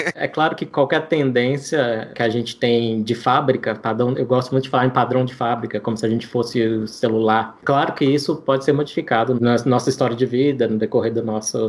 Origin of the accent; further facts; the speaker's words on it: interior of Minas Gerais, Brazil; now in Brasília, Brazil; Eu sou mineiro, né? Cresci no interior de Minas Gerais, é, perto de um rio chamado Paranaíba